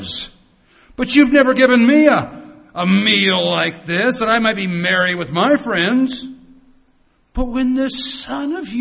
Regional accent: United States; I come from the United States

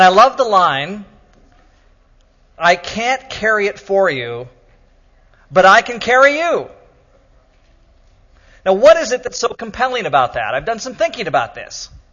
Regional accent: Oregon, United States; I'm from Oregon

